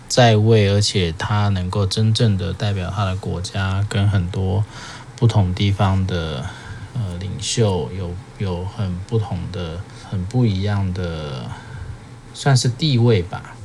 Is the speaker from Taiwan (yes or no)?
yes; Taiwan; 就我们华人或者是我们台湾人啊